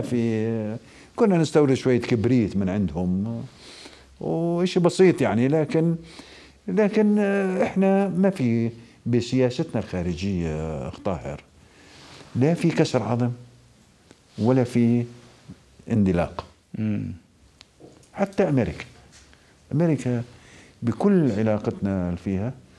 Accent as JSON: {"language": "Arabic", "town": "Al-Mazar al-Janubi", "region": "Karak Governorate", "country": "Jordan", "said": "مدينتي انا من منطقه المزار"}